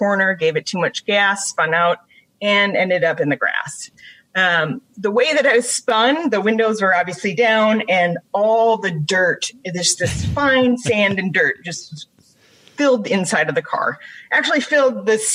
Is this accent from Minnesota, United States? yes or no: yes; Brainerd, Minnesota, United States; also born or lived in Duluth, Minnesota; I grew up in the Brainerd Lakes area